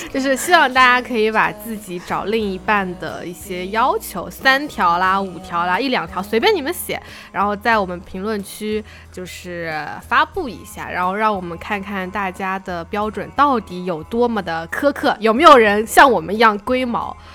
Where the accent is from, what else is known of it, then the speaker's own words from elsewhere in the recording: Suzhou, Jiangsu, China; 我们苏州人说话，喜欢加鸭， 喜欢加蛙